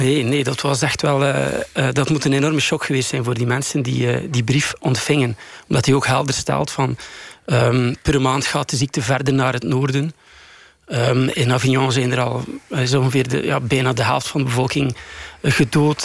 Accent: Bruges, Flanders, Belgium; in mijn thuisstad Brugge

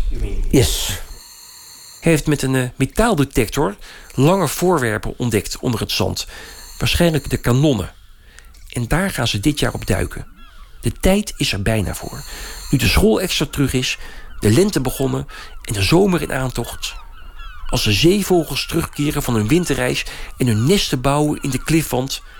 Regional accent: Friesland, Netherlands; Ik ben een Fries, vertel ik. Maar wel een slechte Fries, want ik spreek de taal niet.

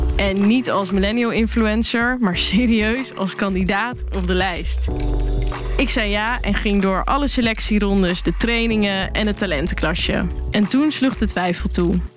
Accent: Rotterdam, South Holland, Netherlands; Ik ben 29 jaar en ik kom uit Rotterdam

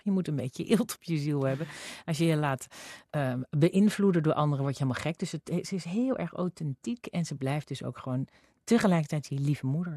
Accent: Zwolle, Overijssel, Netherlands; ik kwam uit Zwolle

